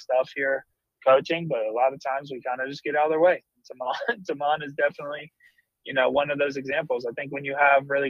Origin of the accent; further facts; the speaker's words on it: West Virginia, United States; When I grew up in West Virginia, we always said